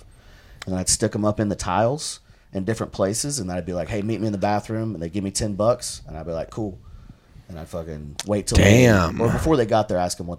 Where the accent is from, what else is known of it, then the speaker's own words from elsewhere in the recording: Georgetown, Texas, United States; also born or lived in Alpine, Texas; Originally I'm from Alpine, Texas. I was an uh-oh baby in college for my mom and dad. And and then so like 2 years they finished college and then we moved to Georgetown and I grew up, primarily